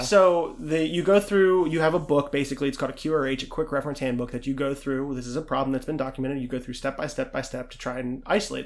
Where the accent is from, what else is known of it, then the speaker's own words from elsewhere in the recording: Pittsburgh, Pennsylvania, United States; I was born in Pittsburgh